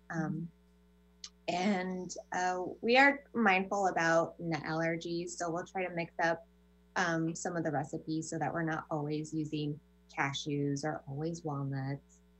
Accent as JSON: {"language": "English", "region": "California", "country": "United States", "tie": "born or raised there", "said": "I grew up in California"}